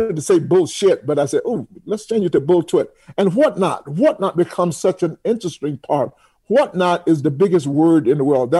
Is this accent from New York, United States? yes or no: yes; New York City, New York, United States; also born or lived in Atlanta; I'm from New York, I live in New York